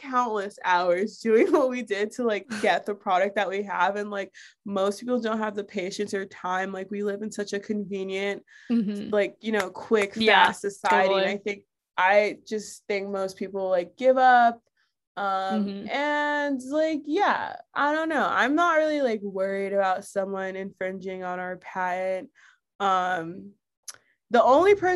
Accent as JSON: {"language": "English", "region": "South Florida", "country": "United States", "tie": "born or raised there", "moved": "as an adult", "lives_now": "Brooklyn, United States", "said": "I grew up in Florida"}